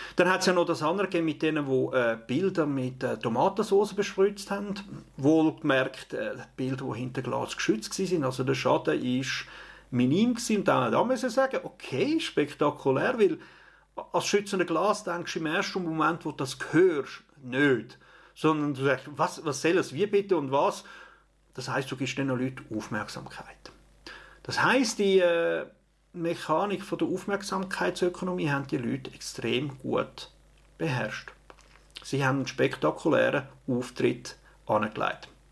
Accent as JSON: {"language": "German", "town": "Opfikon", "region": "Zurich", "country": "Switzerland", "said": "in der Familie, in Opfiken, in Zürich, in der Schweiz"}